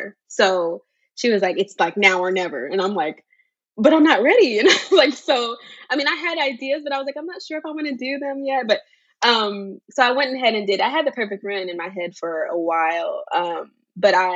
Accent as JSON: {"language": "English", "town": "Charlotte", "region": "North Carolina", "country": "United States", "lives_now": "Concord, United States", "said": "I'm from Charlotte, North Carolina originally, but I currently reside in Concord, North Carolina."}